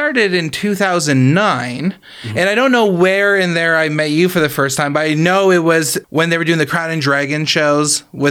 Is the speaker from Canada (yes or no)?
yes; Oshawa, Ontario, Canada; also born or lived in Toronto; now in Hamilton, Canada; I'm originally from Oshawa, and I live in Hamilton.